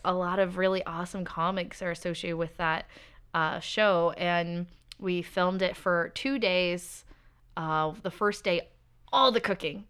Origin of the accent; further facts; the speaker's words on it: Seattle, Washington, United States; I'm from Seattle